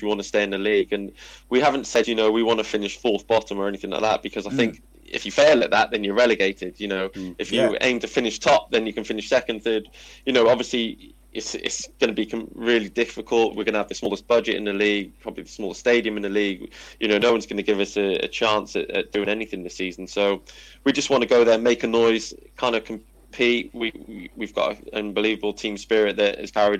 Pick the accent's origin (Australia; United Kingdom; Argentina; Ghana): United Kingdom; Cardiff, Wales; moved away as an adult; my hometown club